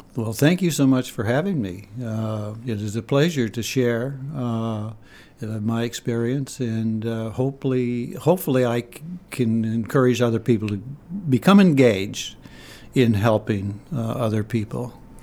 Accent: Aroostook County, Maine, United States; moved away as an adult; also born or lived in New Haven, Connecticut; Growing up in Aroostook County, going to a private university, and then ending up in, uh, in a junior high school

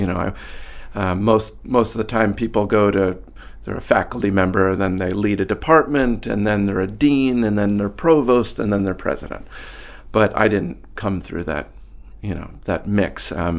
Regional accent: New Jersey, United States; moved away as an adult; now in Maine, United States; I grew up in New Jersey, and I'm the first kid in the family to go to college.

